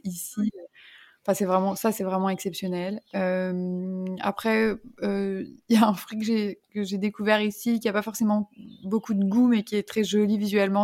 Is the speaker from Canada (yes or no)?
no; Lyon, Auvergne-Rhône-Alpes, France; moved away as an adult; also born or lived in Paris; now in Mauritius; je suis originaire de Lyon